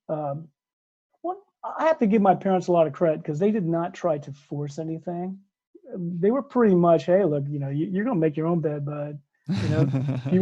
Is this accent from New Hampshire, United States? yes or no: no; New Concord, Ohio, United States; I grew up in New Concord, Ohio, which is a small town in southeastern Ohio